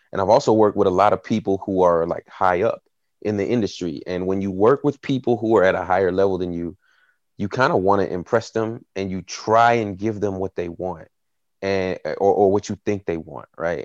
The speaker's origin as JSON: {"language": "English", "region": "Tennessee", "country": "United States", "tie": "born or raised there", "said": "I grew up in a small town in Tennessee, uh, in the Bible Belt"}